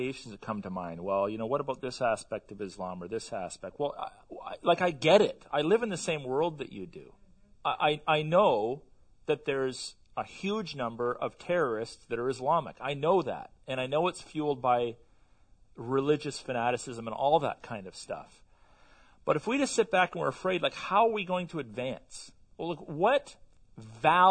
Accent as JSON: {"language": "English", "country": "Canada", "said": "I'm a Canadian"}